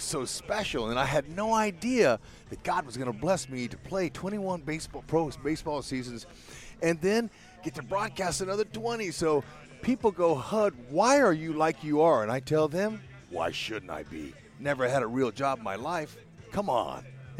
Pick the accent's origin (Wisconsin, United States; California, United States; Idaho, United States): California, United States; Fresno; my growing up in Fresno